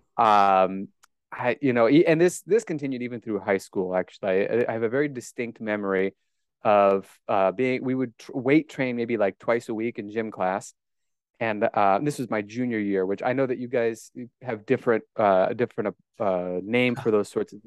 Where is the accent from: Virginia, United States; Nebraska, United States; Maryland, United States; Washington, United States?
Nebraska, United States; Omaha; accent: Great Plains; I was indeed born and raised in Omaha, Nebraska, as you can tell from my mellifluous Great Plains accent in English